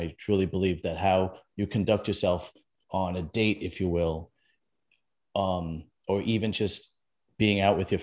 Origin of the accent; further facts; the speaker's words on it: New York City, New York, United States; also born or lived in Staten Island; Originally from Brooklyn and then Staten Island, which is basically, you know, Brooklyn with a above ground pool in it